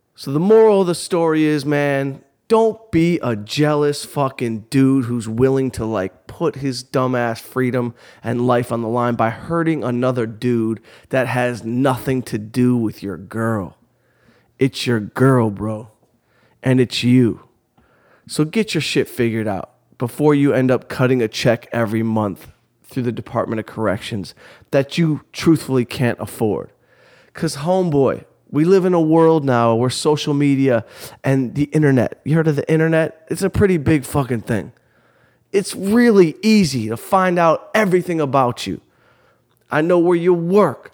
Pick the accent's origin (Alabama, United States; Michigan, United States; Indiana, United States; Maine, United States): Michigan, United States; Southfield; I'm from outside Detroit, Southfield, Michigan. Grew up in a good little neighborhood